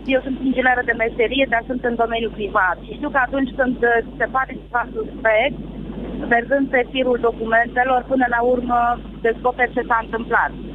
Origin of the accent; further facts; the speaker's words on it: Galați, Galați County, Romania; eu nu sunt din Craiova, sunt din Galați